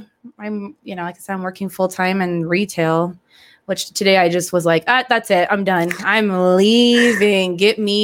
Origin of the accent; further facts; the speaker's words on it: Albuquerque, New Mexico, United States; also born or lived in New Baltimore, Michigan; We moved out here when I was about 9 or 10. And same thing, went to Sandia High School